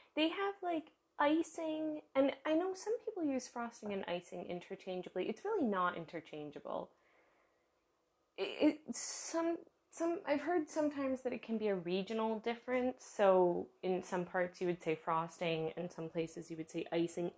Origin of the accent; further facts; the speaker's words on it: United States; now in Germany; I live in Germany. I am American